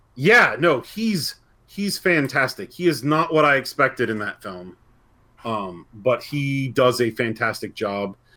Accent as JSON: {"language": "English", "region": "Indiana", "country": "United States", "said": "I'm from Indiana"}